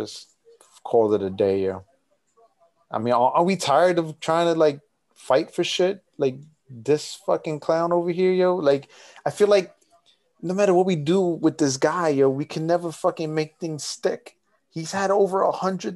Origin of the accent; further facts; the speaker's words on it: United States; I'm an American